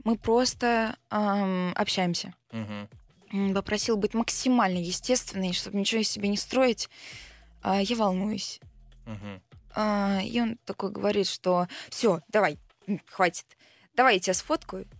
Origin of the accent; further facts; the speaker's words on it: Belgorod, Belgorod Oblast, Russia; also born or lived in Kharkiv, Ukraine; я родилась в Украине, жила в Харькове, потом переехала в 2014 году в Белгород